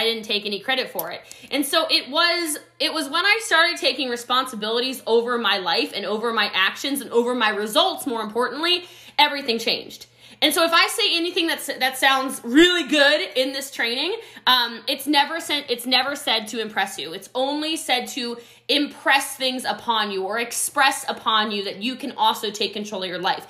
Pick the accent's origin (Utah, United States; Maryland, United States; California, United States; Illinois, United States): Maryland, United States; Middletown; now in Frisco, United States; I actually grew up in poverty in a small, small country town in Frederick County, Maryland. I'm from Middletown, Maryland originally. I live in Frisco, Texas, though